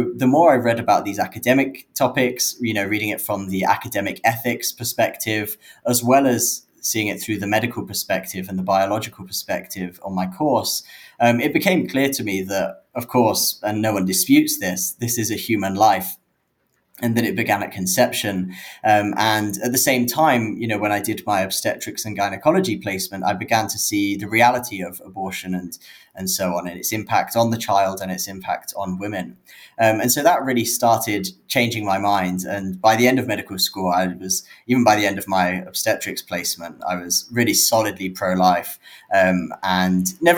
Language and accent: English; London, United Kingdom; I grew up in London in the UK